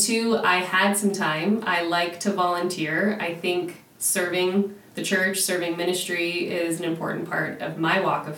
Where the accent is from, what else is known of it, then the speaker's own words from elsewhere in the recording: Southwest, United States; growing up in the Southwest, you just don't dress up for much.